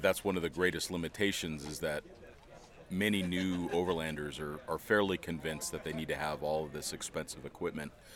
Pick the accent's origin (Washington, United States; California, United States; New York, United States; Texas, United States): California, United States; Los Angeles; moved away as an adult; also born or lived in Mountain Home, Idaho; I grew up in Southern California. I grew up in Los Angeles